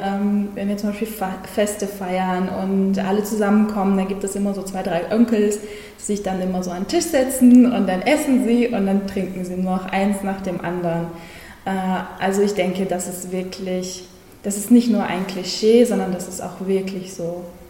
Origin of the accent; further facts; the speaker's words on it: Germany; also born or lived in Kazakhstan; ich in Kasachstan geboren wurde. Also, ich bin keine gebürtige Deutsche, aber ich bin mit acht Jahren nach Deutschland gekommen